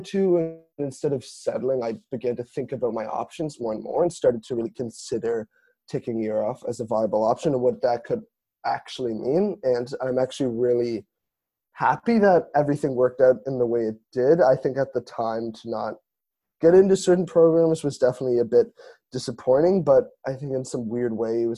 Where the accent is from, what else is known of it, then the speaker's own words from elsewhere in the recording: Toronto, Ontario, Canada; moved away as an adult; now in Montreal, Canada; I'm originally from Toronto, but have been enjoying it in Montreal.